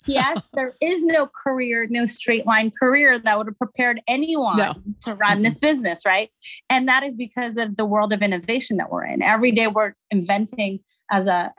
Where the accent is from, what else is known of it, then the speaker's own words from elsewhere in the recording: Abu Dhabi, United Arab Emirates; moved away as an adult; also born or lived in Algeria / Montreal, Canada; So I'm Algerian, was born in Algeria, grew up in Abu Dhabi, went to college in Montreal, Canada